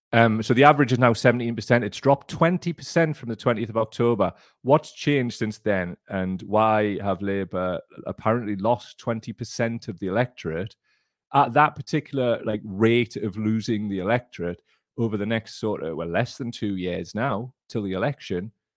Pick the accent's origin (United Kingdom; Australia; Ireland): United Kingdom; our country